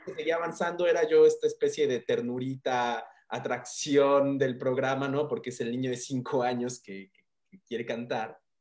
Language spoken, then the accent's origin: Spanish; Mérida, Yucatán, Mexico; moved away; yo crecí en Mérida, viví muchos años en Mérida, mi niñez, mi primera niñez la viví en Mérida, Yucatán